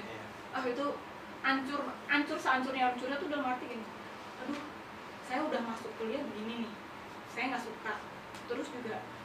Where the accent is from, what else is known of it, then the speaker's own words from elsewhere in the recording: Cibinong, West Java, Indonesia; Saya lahirnya di sini di Cibinong. Hmm. Anak Cibinong banget